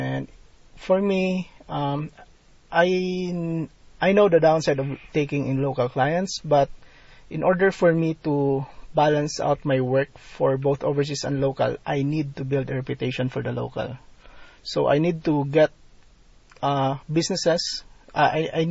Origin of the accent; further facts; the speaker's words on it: Philippines; being a Filipino provider